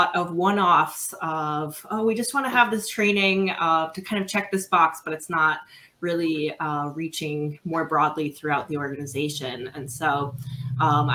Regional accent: Midwest, United States; now in Philadelphia, United States; I am a Midwesterner originally, but I'm currently on the East Coast in Philadelphia.

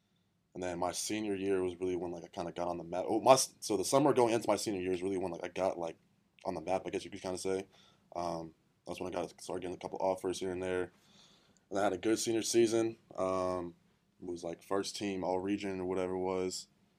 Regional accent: Northside Hospital, Georgia, United States; I was born in Northside Hospital.

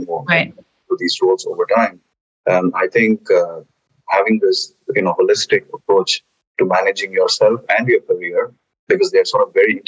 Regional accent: India; moved away as an adult; also born or lived in Germany; I'm originally from India. I have done all my formative education, including higher education, graduation out of India. And then I moved to Germany to work with Bayer

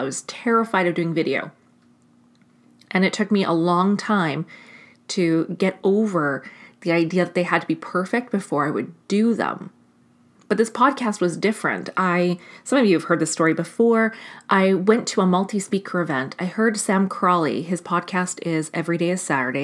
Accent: Canada; as a Canadian

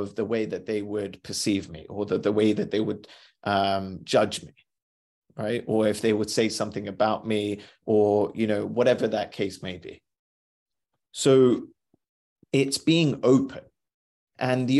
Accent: India; I'm Indian.

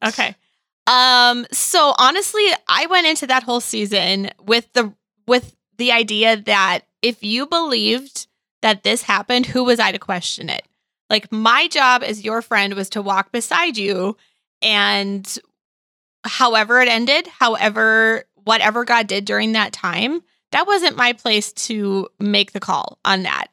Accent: Midwest, United States; growing up in the Midwest

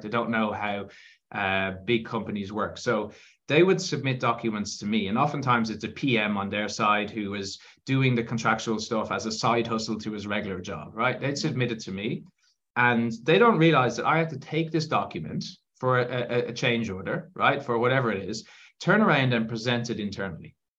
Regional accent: Ireland; you can probably tell from my accent that um, I am I'm from Ireland

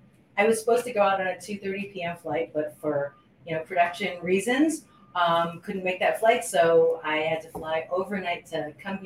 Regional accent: Honolulu, Hawaii, United States; moved away as an adult; now in Los Angeles, United States; I was born and raised in Honolulu, Hawaii, in an area called Kalihi

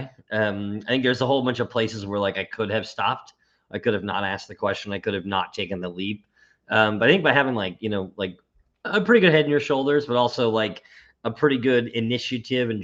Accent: Boston, Massachusetts, United States; born and raised in Boston or near Boston, 15 minutes outside the city-ish

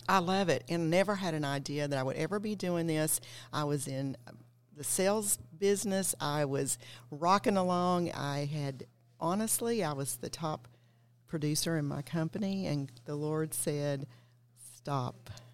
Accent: Knoxville, Tennessee, United States; I'm from East Tennessee, from Knoxville

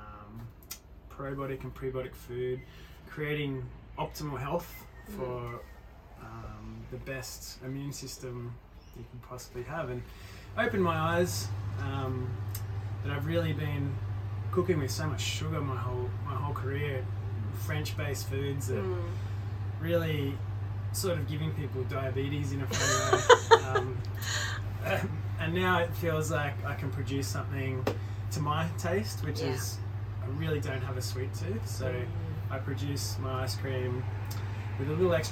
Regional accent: Northern Rivers area, New South Wales, Australia; moved away as an adult; also born or lived in Sweden; this is where I grew up

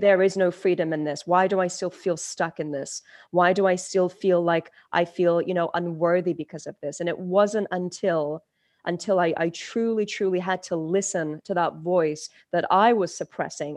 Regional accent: London, United Kingdom; English is a second language; also born or lived in Turkey; I was born in Turkey. and I moved to London, England at the age of five.

